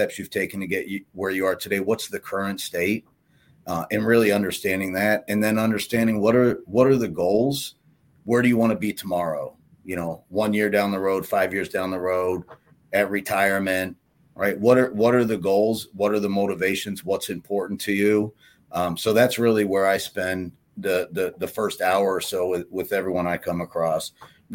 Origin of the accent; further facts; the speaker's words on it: Pittsburgh, Pennsylvania, United States; moved away as an adult; now in Illinois, United States; I grew up in Pittsburgh